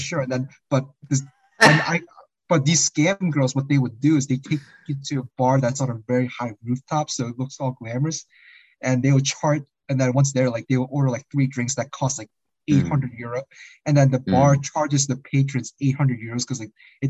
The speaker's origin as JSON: {"language": "English", "country": "South Korea", "tie": "born or raised there", "second_language": "English", "moved": "yes", "said": "I was born in the Korea in the 80s"}